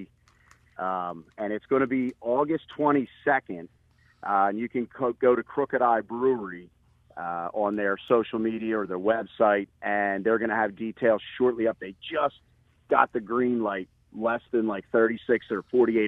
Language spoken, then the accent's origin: English; Levittown, Pennsylvania, United States; growing up in Pendle and Levittown